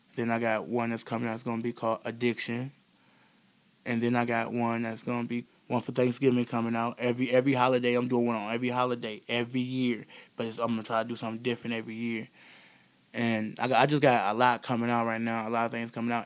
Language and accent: English; Beloit, Wisconsin, United States; I'm from Beloit, Wisconsin, born and raised here in Beloit, Wisconsin